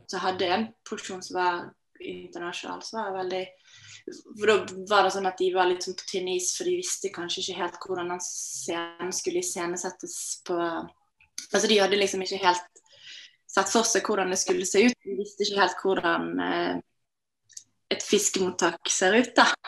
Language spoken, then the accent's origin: Norwegian; Norway; jeg vokste opp i Norge